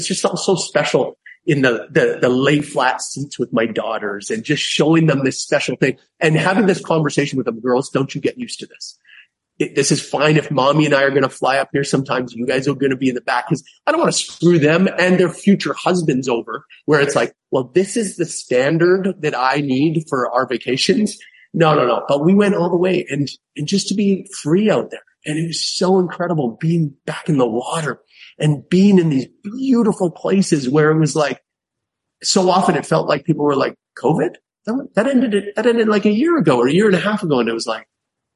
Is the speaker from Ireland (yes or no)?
no; Canada; I'm Canadian.